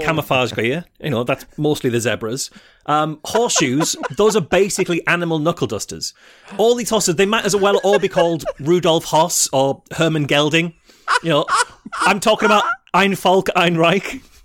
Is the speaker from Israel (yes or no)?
no; United Kingdom; I'm British